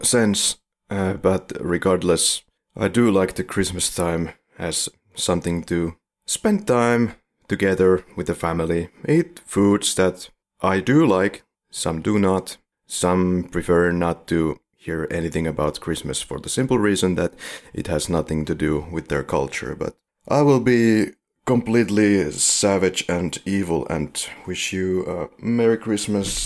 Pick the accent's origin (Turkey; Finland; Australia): Finland; We are from Finland